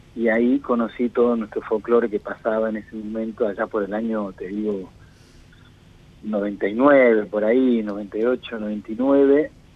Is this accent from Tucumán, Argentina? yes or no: yes; Tucumán, Argentina; moved away as an adult; now in Buenos Aires, Argentina; yo vengo de Tucumán y la mitad de mi vida estuve en Tucumán haciéndome, formándome como músico desde muy chico y a los veintipico ya me vine para acá a Buenos Aires